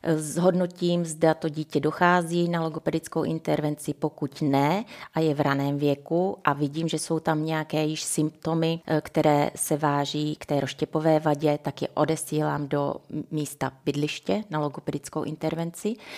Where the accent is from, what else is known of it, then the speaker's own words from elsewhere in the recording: Ore Mountains, Czechia; moved away; also born or lived in Prague; pocházím z Krušných hor